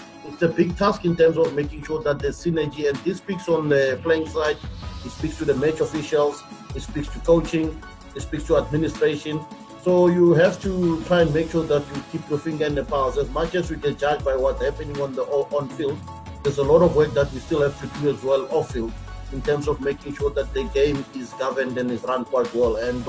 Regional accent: Mamelodi, Gauteng, South Africa; also born or lived in Tzaneen; I was born in Tzaneen, but I grew up in Mamelodi, that's all my life.

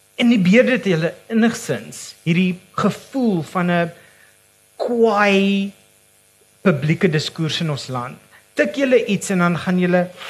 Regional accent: Johannesburg, Gauteng, South Africa; moved away; ek as 'n transplante Joburger

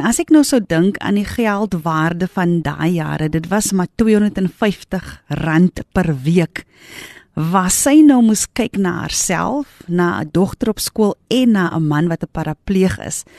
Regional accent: Grabouw, Western Cape, South Africa; my geboortedorp. Ek het daar groot geword met my moeder en my vader.

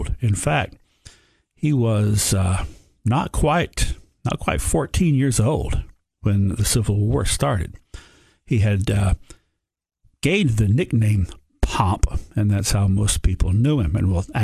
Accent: Sparta, Tennessee, United States; also born or lived in Cookeville, Tennessee / Crossville, Tennessee; I was born and raised in Sparta

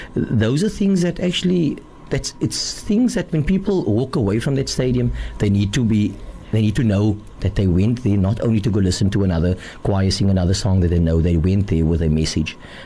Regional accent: Cape Town, Western Cape, South Africa; I'm a proudly Mitchell's Plain boy. When I grew up in Mitchell's Plain

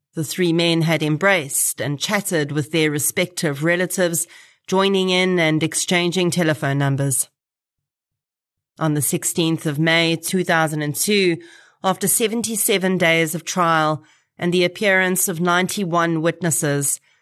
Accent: Boksburg, Gauteng, South Africa; I grew up in Boksburg

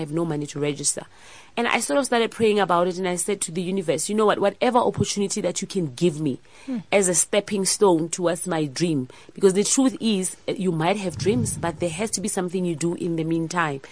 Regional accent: Pretoria, Gauteng, South Africa; I was raised in Pretoria in Soshanguve

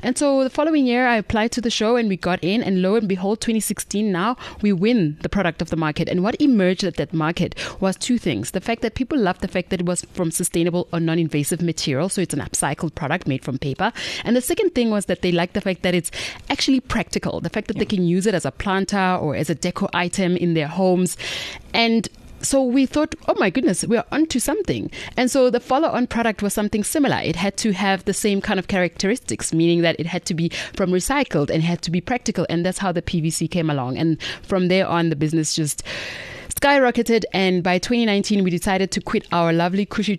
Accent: Mabopane, Gauteng, South Africa; We're from Pretoria, born and bred from Mapopani, ladies from Mapopani

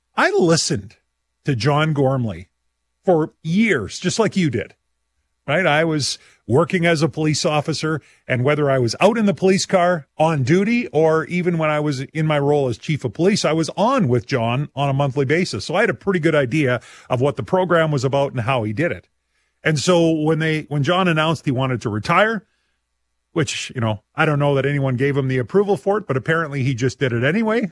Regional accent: Saskatchewan, Canada; we are all from Saskatchewan

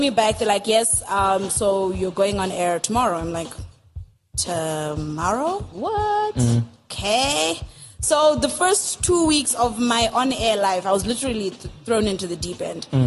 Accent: Harare, Zimbabwe; also born or lived in Mutare, Zimbabwe / Tanzania; was born here, raised in Harare. And I never went to Tanzania

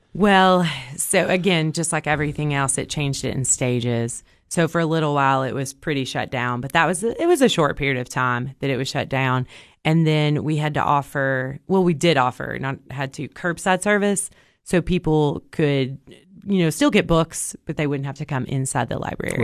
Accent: Cookeville, Tennessee, United States; I was born and raised in Cookville

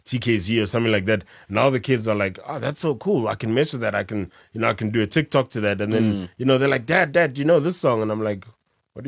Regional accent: South Africa; accent: South African; our South African accents

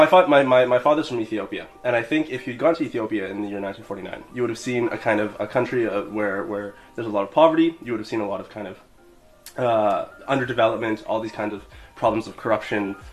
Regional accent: Canada; moved away as an adult; now in Beijing, China; I'm from Canada, in fact. And yeah, I've been living in Beijing for about 3 years.

